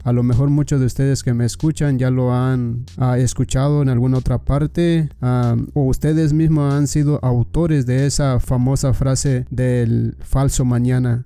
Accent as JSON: {"language": "Spanish", "country": "Mexico", "said": "yo que soy mexicano"}